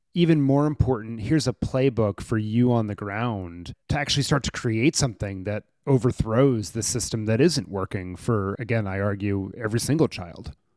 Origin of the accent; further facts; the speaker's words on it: Maryland, United States; a school near where I grew up in Maryland